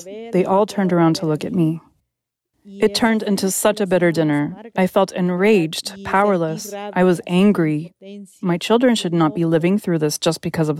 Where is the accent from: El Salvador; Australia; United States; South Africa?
El Salvador; English is a second language; I grew up in El Salvador, and in El Salvador, they say what happens when you cross the threshold of your house stays inside your house.